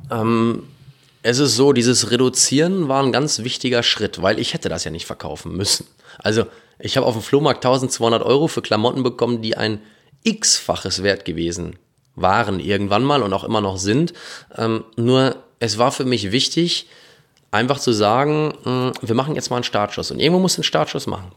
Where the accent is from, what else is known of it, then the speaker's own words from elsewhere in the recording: North Rhine-Westphalia, Germany; in meiner Heimat sein, in Ostwestfalen.